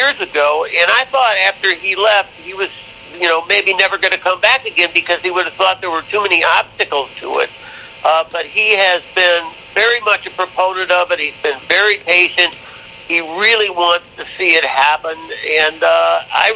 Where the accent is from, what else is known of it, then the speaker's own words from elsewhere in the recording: Chicago, Illinois, United States; I grew up in Chicago. I grew up on the north side of Chicago.